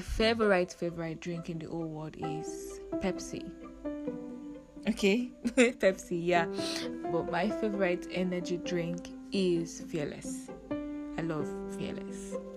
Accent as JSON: {"language": "English", "region": "Lagos", "country": "Nigeria", "tie": "born or raised there", "also_born_or_lived": "Uyo, Akwa Ibom State, Nigeria", "said": "I grew up in the center of excellence Lagos State. Eko Nibaje. okay, so I grew up in Lagos State"}